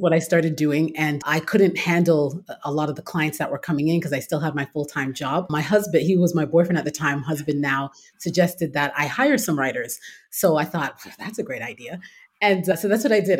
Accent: Toronto, Ontario, Canada; moved away as an adult; now in United States; I'm originally from Toronto, Canada. Born and raised there

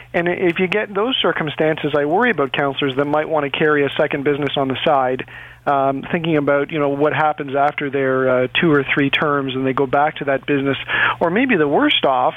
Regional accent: Toronto, Ontario, Canada; I grew up in Etobicoke

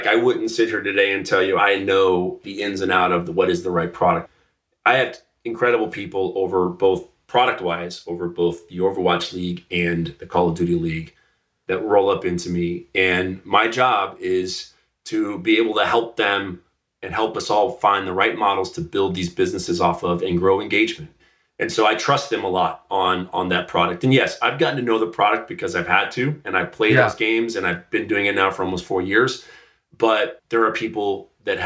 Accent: Dallas, Texas, United States; I grew up in Dallas, Texas.

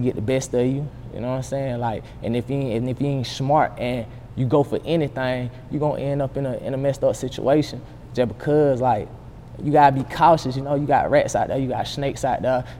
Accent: Columbus, Georgia, United States; moved away as an adult; also born or lived in Stewart County, Georgia; now in Atlanta, United States; I'm from Columbia, Georgia

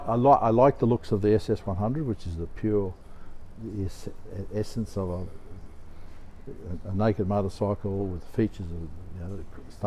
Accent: Australia; I'm from Australia

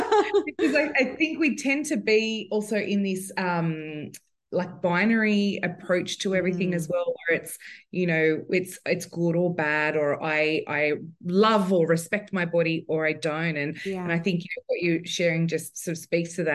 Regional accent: Sydney, New South Wales, Australia; I'm from Sydney. New South Wales.

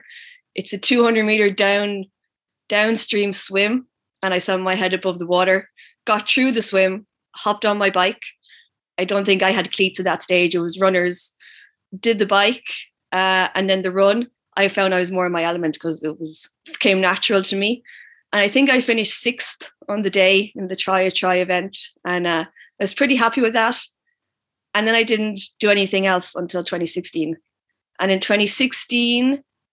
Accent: Wexford, Leinster, Ireland; I'm from Wexford

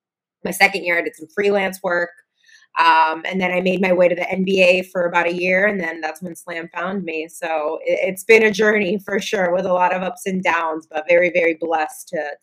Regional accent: Puerto Rico; I was born in Puerto Rico.

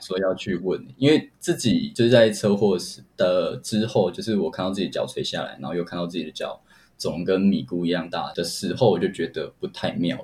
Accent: Kaohsiung, Taiwan; 我是高雄人

